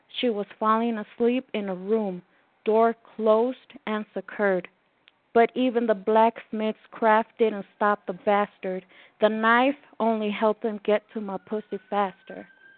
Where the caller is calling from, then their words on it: Mexico City, Mexico; Yes, I am from Mexico City